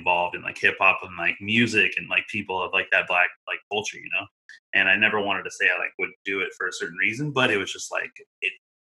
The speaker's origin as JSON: {"language": "English", "region": "Oregon", "country": "United States", "tie": "born or raised there", "said": "I grew up in Oregon, you know, majority of my time"}